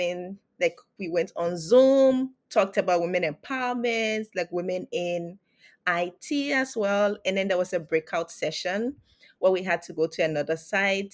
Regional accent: Liberia; moved away; I'm from Liberia as well

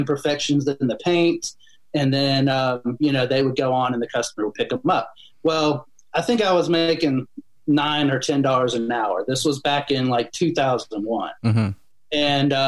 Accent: just north of Atlanta, Georgia, United States; born and raised in Georgia, just north of Atlanta. My whole family lives here. I've been here my whole life

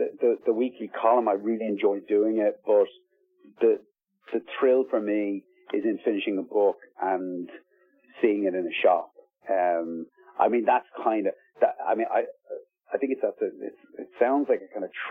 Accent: Ballybrack, County Dublin, Ireland; South Dublin, where I grew up in Ballybrack

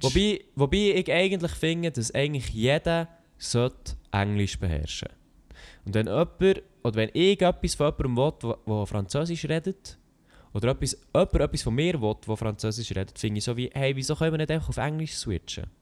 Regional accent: Bern, Switzerland; als Berner

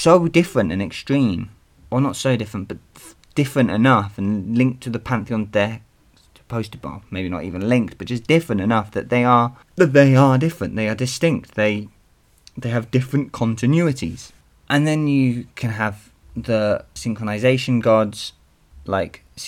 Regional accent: United Kingdom; I'm British

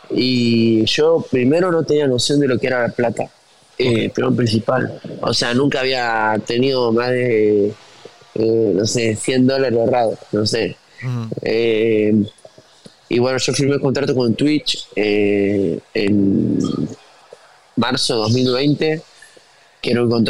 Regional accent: Tucumán, Argentina; moved away; Yo ya había dejado toda mi vida en Tucumán, mi amigo, mi familia, mi estudio, mi, auto, mi perro, mi vieja, mi viejo.

